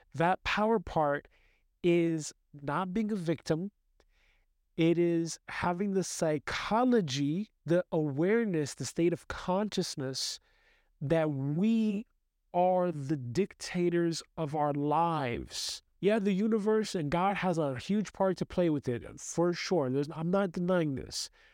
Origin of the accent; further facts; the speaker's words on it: New York City, New York, United States; I grew up in the United States from New York City